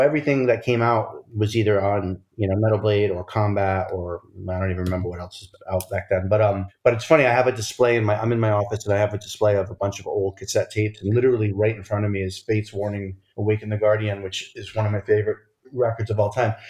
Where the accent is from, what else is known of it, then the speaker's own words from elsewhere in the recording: outside of Providence, Rhode Island, United States; I grew up outside of Providence, Rhode Island